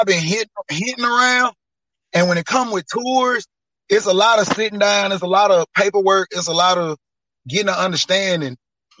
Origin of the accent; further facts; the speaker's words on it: Mississippi, United States; I'm from Mississippi.